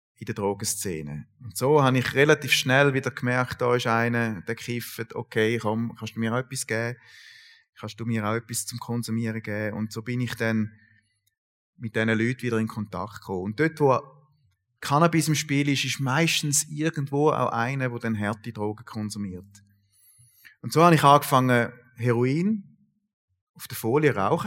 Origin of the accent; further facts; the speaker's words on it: Sulgen, Thurgau, Switzerland; ich bin äh, in Sulgen aufgewachsen, Kanton Thurgau